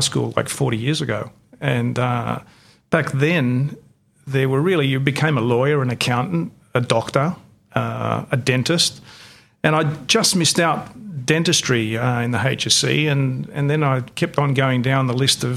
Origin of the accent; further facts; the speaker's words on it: Australia; first language Greek; English is a second language; I was born and bred in Australia, but being from a Greek immigrant family, I couldn't speak English until I was started kindergarten